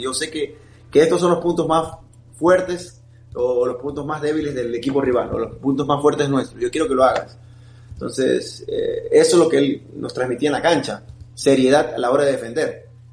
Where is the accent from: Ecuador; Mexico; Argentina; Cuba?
Ecuador; Guayaquil, Guayas; moved away; Guayaquil, sobre todo en mi ciudad natal, tengo toda mi familia ahí